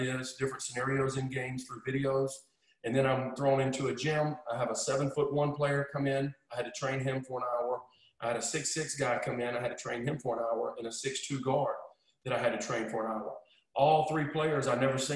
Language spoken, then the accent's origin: English; Alabama, United States; I was from Alabama originally.